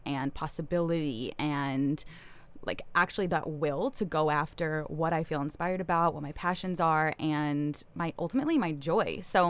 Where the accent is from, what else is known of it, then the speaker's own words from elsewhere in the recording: New York, United States; moved away as an adult; also born or lived in East Coast; now in Kauai, United States; I'm from New York.